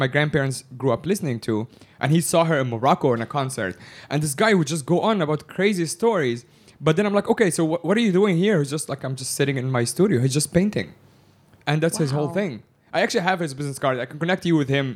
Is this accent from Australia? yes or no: no; Egypt; I'm from Egypt